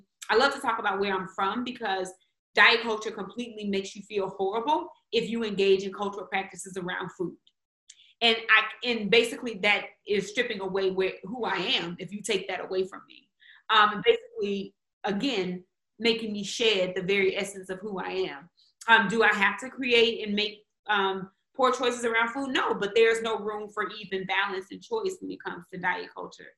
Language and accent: English; Mississippi, United States; now in Austin, United States; I'm from Mississippi, and I say that because sometimes I tie things back to my upbringing